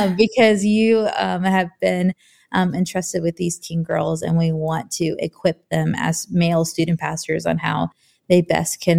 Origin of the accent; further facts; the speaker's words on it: Hampton Roads, Virginia, United States; moved away as an adult; now in Nashville, United States; I'm originally from Virginia. So like the Hampton Roads area, born and raised there